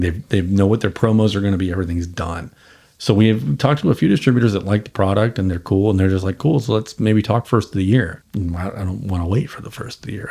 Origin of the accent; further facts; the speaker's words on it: Boston, Massachusetts, United States; moved away as an adult; also born or lived in New Orleans; I'm from Boston